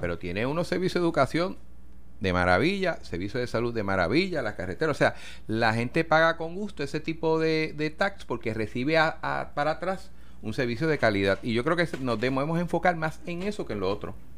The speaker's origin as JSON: {"language": "Spanish", "town": "San Lorenzo", "country": "Puerto Rico", "tie": "born or raised there", "said": "San Lorenzo, por dar un pueblo, ¿no? Mi pueblo natal"}